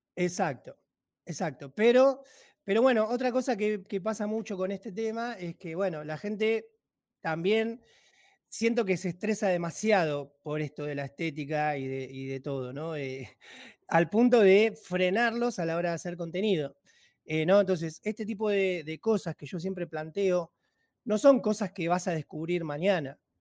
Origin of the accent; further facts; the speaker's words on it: Banfield, Buenos Aires Province, Argentina; yo soy empresario argentino, eh, tengo 40 años, soy de provincia de Buenos Aires.